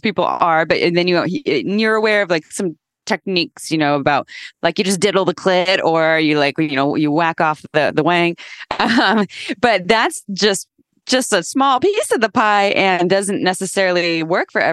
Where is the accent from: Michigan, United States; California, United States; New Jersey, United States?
California, United States; Santa Cruz; I grew up in Santa Cruz, California